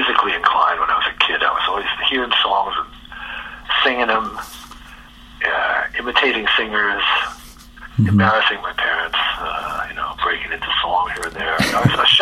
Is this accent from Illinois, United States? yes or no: no; New York City, New York, United States; moved away as an adult; also born or lived in Jamaica Estates, Queens / Forest Hills, Queens; now in Los Angeles, United States; I grew up in Jackson Heights and then moved to Jamaica Estates